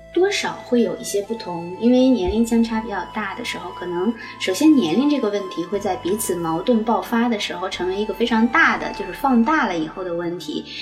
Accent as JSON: {"language": "Chinese", "country": "China", "said": "在我们中国人"}